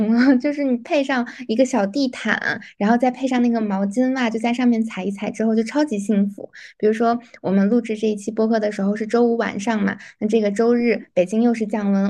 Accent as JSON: {"language": "Chinese", "region": "North China", "country": "China", "said": "我之前在呃南方过过一次冬，那个感觉可能确实是我作为北方人没有办法忍耐的，"}